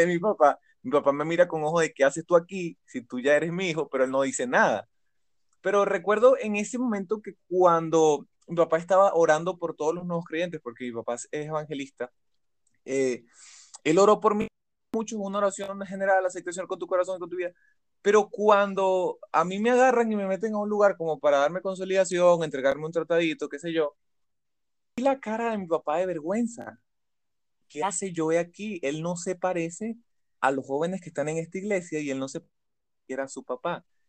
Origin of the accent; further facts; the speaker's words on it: Caracas, Capital District, Venezuela; soy un caraqueño